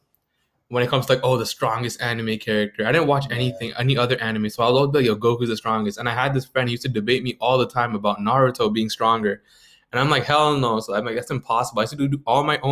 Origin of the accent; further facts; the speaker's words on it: Mississauga, Ontario, Canada; we're from Toronto. Well, Mississauga, Toronto, Canada.